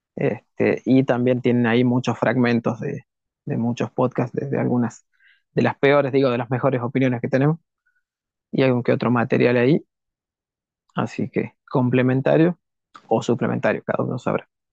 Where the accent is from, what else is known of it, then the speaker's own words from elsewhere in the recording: Argentina; los argentinos